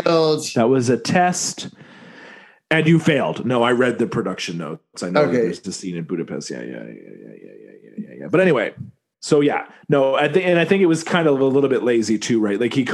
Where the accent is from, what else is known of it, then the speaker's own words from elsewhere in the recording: New York City, New York, United States; As a New Yorker